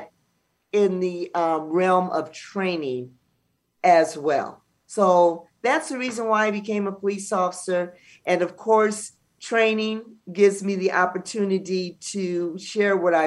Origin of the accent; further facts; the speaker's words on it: Los Angeles, California, United States; we're from South Central LA, being African-American